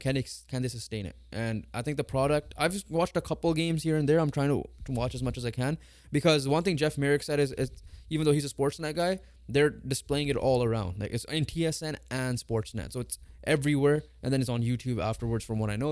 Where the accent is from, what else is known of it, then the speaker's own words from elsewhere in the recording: Canada; we're Canadian